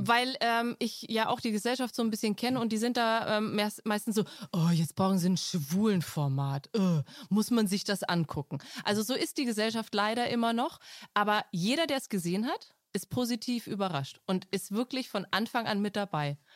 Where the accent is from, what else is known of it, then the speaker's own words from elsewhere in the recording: Franconia, Bavaria, Germany; bei uns in Franken